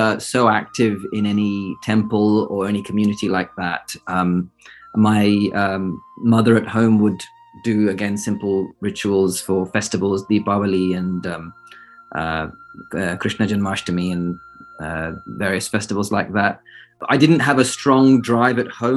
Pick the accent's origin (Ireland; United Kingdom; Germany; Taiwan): United Kingdom; also born or lived in Cambridge, United Kingdom; I was born and raised in the United Kingdom, born near London